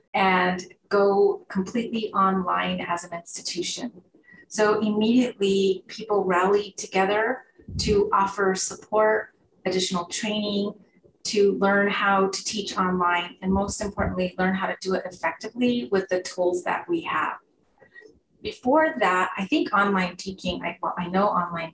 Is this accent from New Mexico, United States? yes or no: yes; Santa Fe, New Mexico, United States; I grew up in Santa Fe, New Mexico